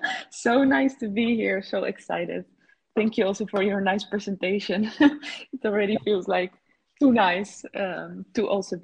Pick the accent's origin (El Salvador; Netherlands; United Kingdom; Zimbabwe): Netherlands; also born or lived in Barcelona, Spain; well, where I'm from, from the Netherlands. My father is Dutch, my mother is Dominican, but I was born in Barcelona, and I have been moving around between these different countries.